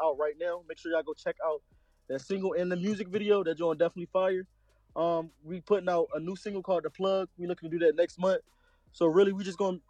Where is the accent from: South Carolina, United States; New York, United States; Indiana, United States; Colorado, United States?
South Carolina, United States; Aiken; moved away as an adult; now in Philadelphia, United States; I'm originally from South Carolina